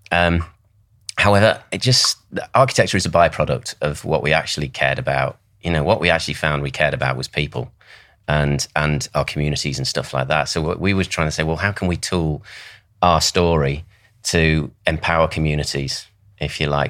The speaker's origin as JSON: {"language": "English", "town": "Southport", "region": "North West England", "country": "United Kingdom", "tie": "born or raised there", "said": "I grew up in Southport. That's where I come from"}